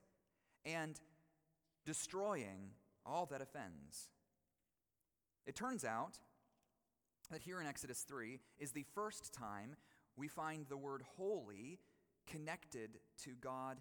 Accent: Colorado, United States; moved away; My home state, after all, in Colorado

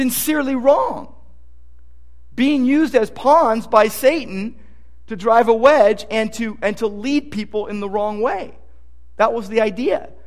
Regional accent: Downey, California, United States; I was a kid growing up in Downey

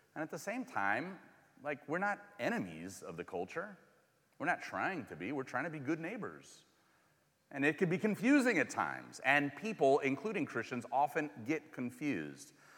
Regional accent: California, United States; moved away as an adult; now in Missouri, United States; I'm from California and moved here a while ago

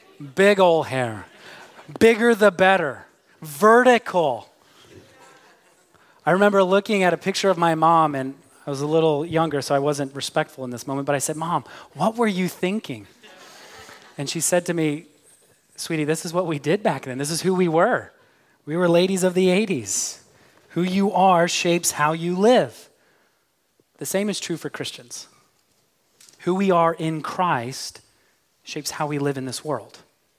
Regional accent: Midwest, United States; But because part of my identity is that I'm an American, I like my football with touchdowns and tackles. If I were an Englishman, I'd also probably have an accent. But I'm from the Midwest, where we are known for having the most neutral accent.

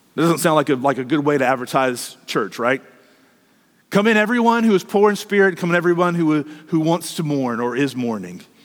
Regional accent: United States; as American Christians

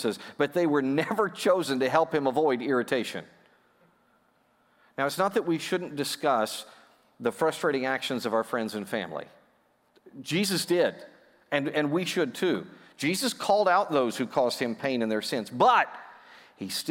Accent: United States; I'm an American kid

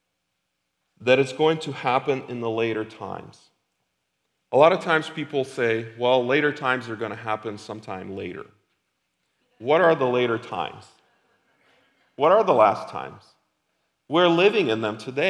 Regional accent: Ukraine; now in Lincoln, United States; we used to live in a different country, I'm from Ukraine

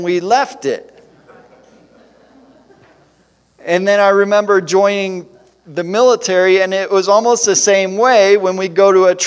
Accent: Detroit, Michigan, United States; also born or lived in Central Ohio; growing up in the Detroit area in the motor industry

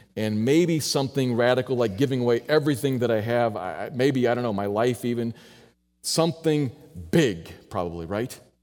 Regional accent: United States; I'm an American

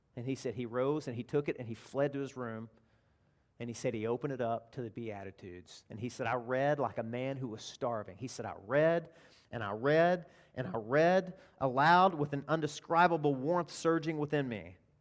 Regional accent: Arkansas, United States; I'm from Arkansas

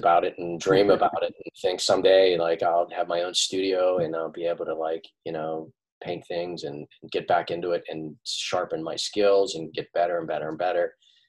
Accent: Pittsburgh, Pennsylvania, United States; born or raised there; now in Doylestown, United States

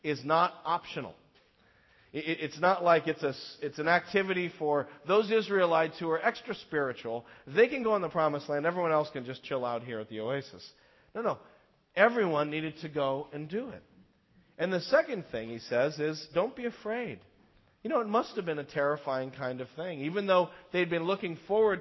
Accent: United States; as an American, knowing the history

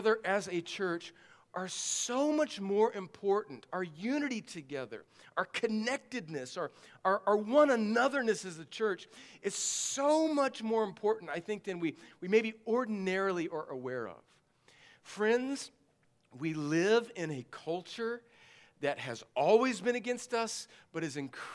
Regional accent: Southern California, United States; moved away; I grew up in Southern California

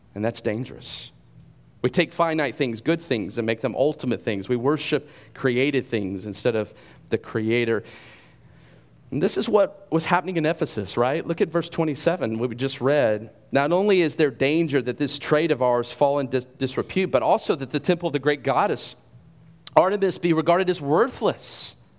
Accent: Carrollton, United States; I grew up here in Carrollton

